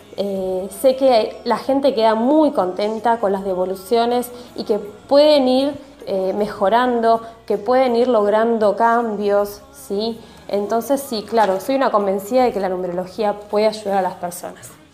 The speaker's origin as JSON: {"language": "Spanish", "town": "Mar del Plata", "region": "Buenos Aires Province", "country": "Argentina", "said": "soy de la ciudad de Mar del Plata, en la provincia de Buenos Aires, Argentina"}